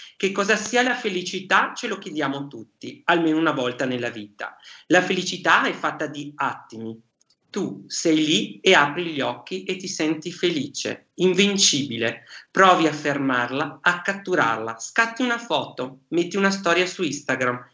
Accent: Vicenza, Veneto, Italy; io sono un vicentino d'origine

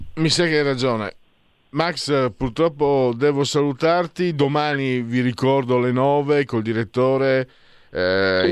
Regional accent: Friuli-Venezia Giulia, Italy; io che vengo dal Friuli

